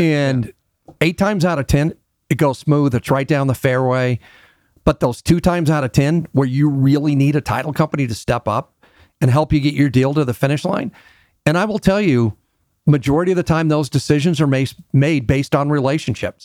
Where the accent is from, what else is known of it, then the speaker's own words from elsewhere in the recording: Denver, Colorado, United States; I'm a Denver native. Very few of us around anymore. And I had a real unique experience to grow up, um, in Denver